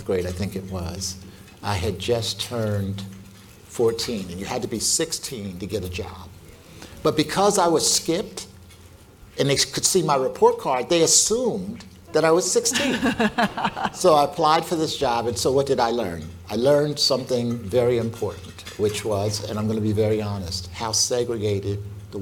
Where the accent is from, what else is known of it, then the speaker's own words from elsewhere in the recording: Philadelphia, Pennsylvania, United States; I was born and raised in North Philadelphia